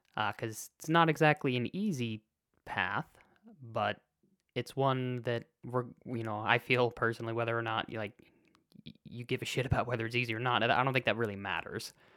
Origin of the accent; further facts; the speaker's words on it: Chicago, Illinois, United States; I was born in Chicago